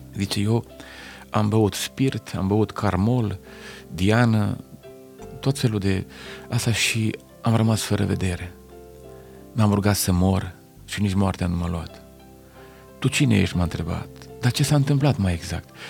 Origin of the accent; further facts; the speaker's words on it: Lugoj, Timiș County, Romania; sunt de la Lugoj